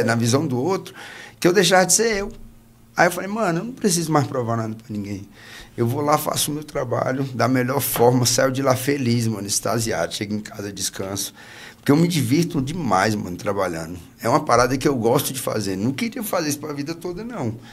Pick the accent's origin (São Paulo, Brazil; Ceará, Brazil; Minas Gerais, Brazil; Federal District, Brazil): Federal District, Brazil; Gama; Nasci aqui. Nasci no Gama